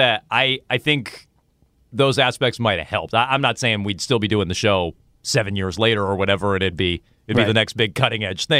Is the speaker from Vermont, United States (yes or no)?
yes; Vermont, United States; born or raised there; now in Boston, United States